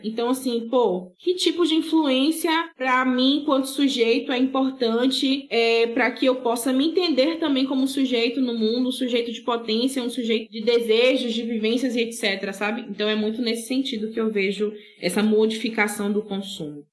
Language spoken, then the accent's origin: Portuguese; Brazil; Eu morava em Borarema, né? Eu sou de Borarema.